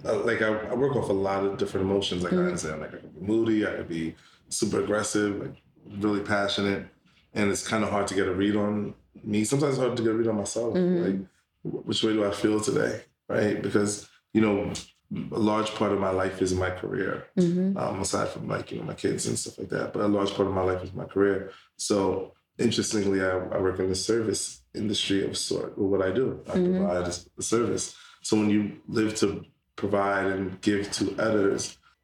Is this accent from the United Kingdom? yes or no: no; New York City, New York, United States; also born or lived in Brownsville, Brooklyn / Pennsylvania; now in Queens, New York, United States; Canarsie, Brooklyn for the majority of my life. We started off in like Brownsville. Then we moved to Canarsie